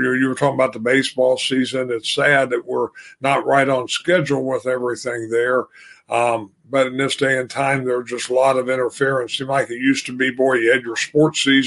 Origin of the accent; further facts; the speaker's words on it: Illinois, United States; I grew up in Illinois